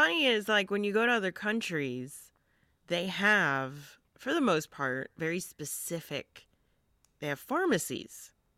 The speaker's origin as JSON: {"language": "English", "town": "Utica", "region": "New York", "country": "United States", "said": "I'm from Utica"}